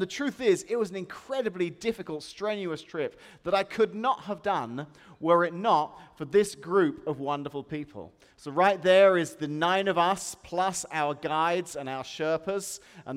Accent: England, United Kingdom; now in Washington, United States; where I come from, they're Whoppers

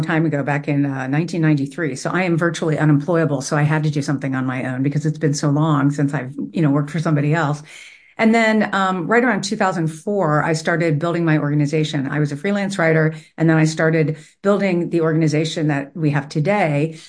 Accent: Cincinnati, Ohio, United States; my hometown

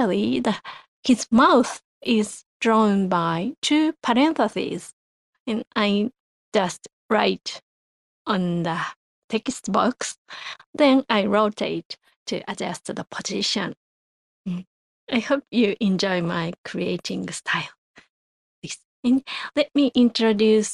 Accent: Japan; from Japan

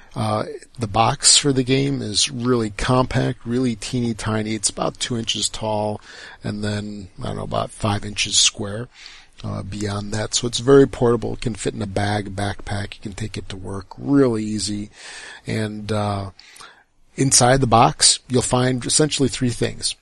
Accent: United States; I'm American

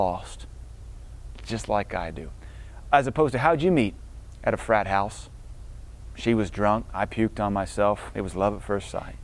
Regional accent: Deep South, United States; I'm from Deep South

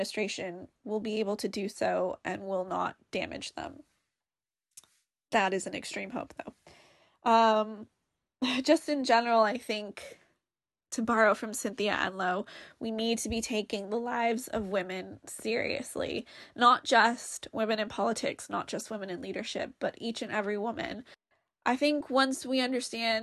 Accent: San Francisco, California, United States; now in London, United Kingdom; I'm currently living in London, England, and I'm from San Francisco, California.

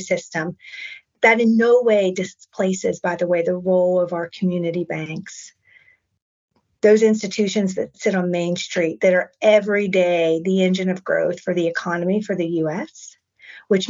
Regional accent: West Virginia, United States; moved away; my hometown in West Virginia

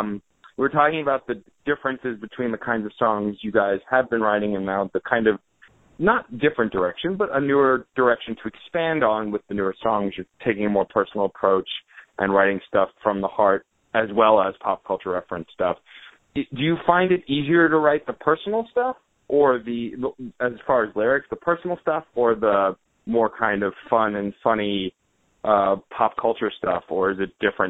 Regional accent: New York City, New York, United States; growing up in Staten Island, New York.

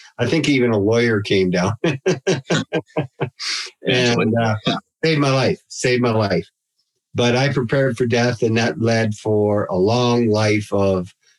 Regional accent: Canada; moved away; Well, I grew up in Canada and, just aspired, as all Canadian kids do, to be an NHL hockey player.

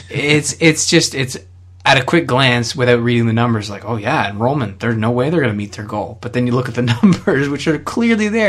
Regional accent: Canada

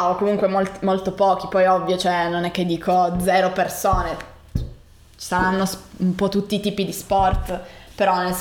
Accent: Turin, Piedmont, Italy

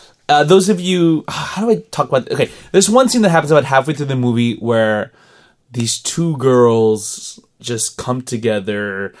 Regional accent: Sweden; Hi, Georgie. I'm from Sweden.

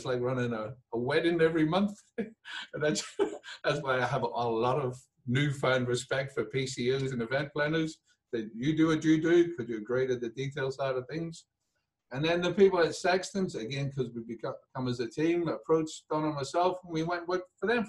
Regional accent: Belfast, Northern Ireland, United Kingdom; now in Adelaide, Australia; Belfast born, and came out here

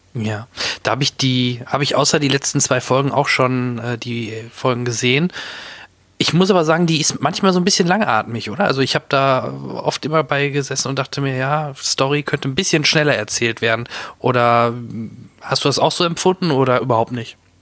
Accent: Soest, North Rhine-Westphalia, Germany; ich komme ja auch aus NRW, aus Soest.

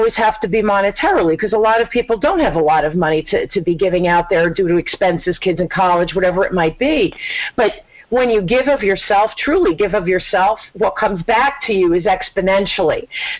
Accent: Newark, New Jersey, United States; I grew up in Newark

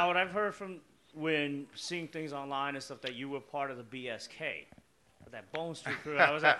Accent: New York City, New York, United States; I'm from the Bronx.

